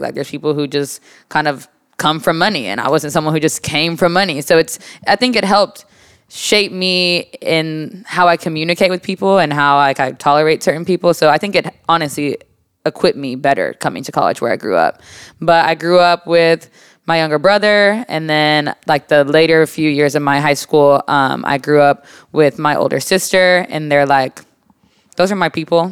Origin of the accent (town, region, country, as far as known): Texas, United States; born or raised there; also born or lived in Jacksonville, Florida / Moody, Alabama